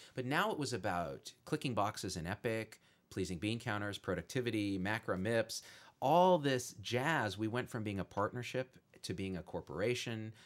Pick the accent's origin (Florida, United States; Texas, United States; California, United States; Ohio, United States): California, United States; Bay Area; moved away; I grew up in the Bay Area of California